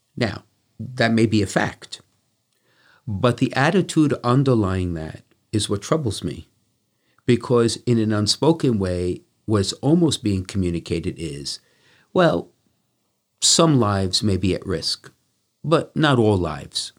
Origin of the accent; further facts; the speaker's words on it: United States; I grew up taking that for granted, and, and as most Americans